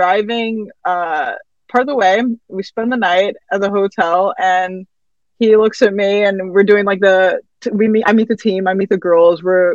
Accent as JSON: {"language": "English", "town": "Arlington", "region": "Texas", "country": "United States", "tie": "born or raised there", "moved": "as an adult", "lives_now": "Iceland", "said": "me growing up in Texas"}